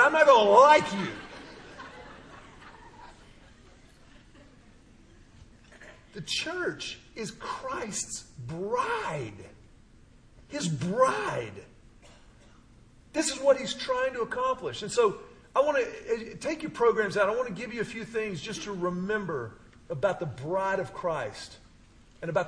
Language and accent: English; Houston, Texas, United States; My pastor growing up in Houston, he used to tell us all the time, I grew up in a Baptist church